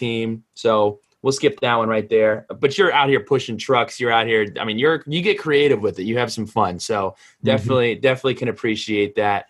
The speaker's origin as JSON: {"language": "English", "region": "New Jersey", "country": "United States", "said": "We're from New Jersey."}